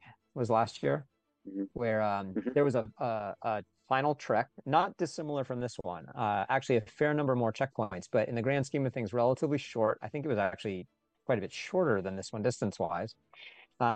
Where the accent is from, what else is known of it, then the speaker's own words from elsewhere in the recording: Philadelphia, Pennsylvania, United States; I'm from Philadelphia here in Pennsylvania in the States